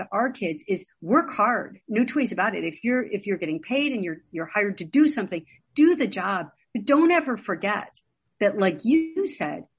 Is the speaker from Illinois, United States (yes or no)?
yes; Chicago, Illinois, United States; I grew up in Chicago in the 70s